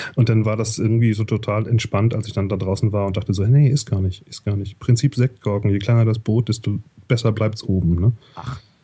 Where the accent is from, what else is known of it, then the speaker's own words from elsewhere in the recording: Hamburg, Germany; moved away as an adult; also born or lived in Canada; now in Zurich, Switzerland; ich komme eigentlich aus Hamburg